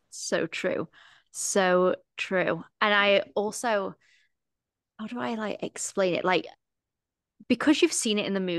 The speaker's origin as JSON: {"language": "English", "area": "near Nottingham", "region": "East Midlands", "country": "United Kingdom", "said": "I'm from just outside of Nottingham"}